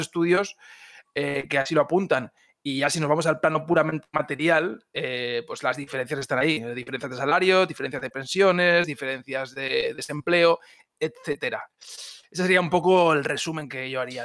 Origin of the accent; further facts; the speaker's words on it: Spain; now in Germany; yo soy alemán de adopción y también soy español, tengo también un poco de identidad catalana